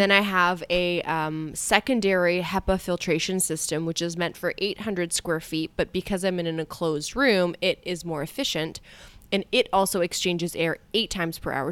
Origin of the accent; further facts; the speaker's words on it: Canada; I feel like I'm a Canadian here